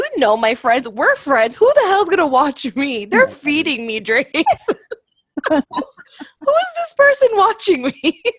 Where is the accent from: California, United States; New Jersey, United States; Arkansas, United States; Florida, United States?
Florida, United States; Miami; moved away as an adult; also born or lived in Louisiana; now in Atlanta, United States; So I moved to Miami when I was 3 or 4.